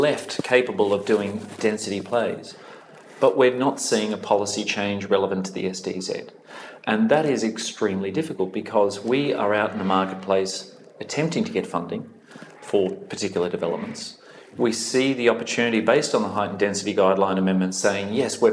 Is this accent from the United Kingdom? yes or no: no; Australia; moved away as an adult; now in Dublin, Ireland; my home country